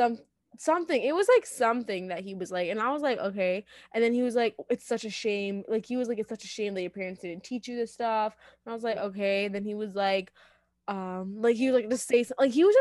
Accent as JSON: {"language": "English", "country": "India", "said": "And I was like, no, I'm literally Indian. And they're like, oh, you don't look Indian. And I was like, yeah, I do. I do look Indian."}